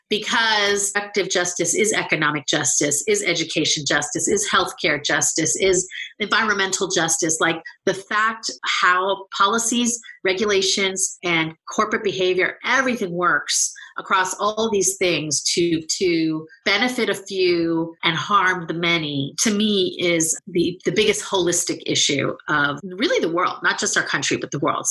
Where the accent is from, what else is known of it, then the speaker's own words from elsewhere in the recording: Bay Area, California, United States; also born or lived in New York; We are both from the Bay Area